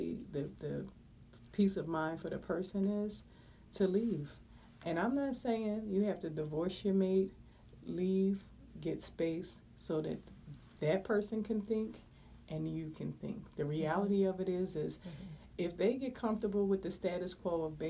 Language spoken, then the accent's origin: English; Philadelphia, Pennsylvania, United States; I'm born and raised in West Philadelphia